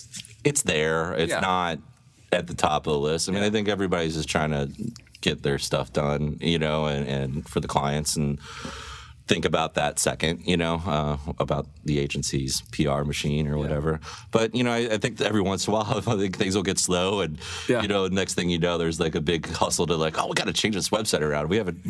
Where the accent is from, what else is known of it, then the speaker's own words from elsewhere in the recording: St. Louis, Missouri, United States; Overland. I grew up in Overland.